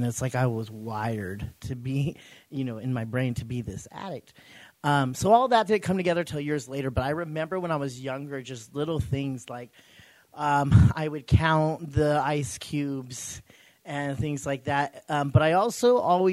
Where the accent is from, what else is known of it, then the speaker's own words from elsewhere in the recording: Clovis, California, United States; I hail from Clovis, California.